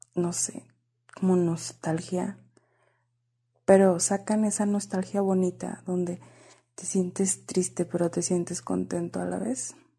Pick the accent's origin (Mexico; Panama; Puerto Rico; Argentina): Mexico; border with the United States, northern Mexico; accent: northern Mexican (norteña); con este acento mexicano del norte del país, siempre tengo que aclarar eso porque luego creen que soy chilanga y no hay. Qué horror, norteña. Frontera con Estados Unidos